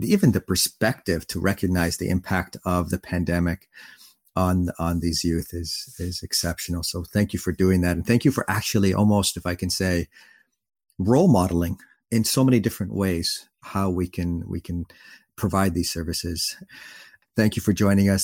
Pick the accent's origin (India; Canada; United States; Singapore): Canada; my parents are Middle Eastern. I'm Canadian Middle Eastern or Middle Eastern Canadian